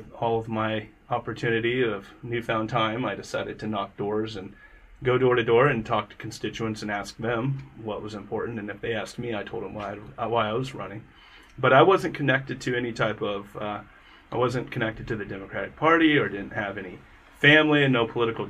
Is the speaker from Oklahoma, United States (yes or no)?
yes; small town Oklahoma, United States; growing up in small town Oklahoma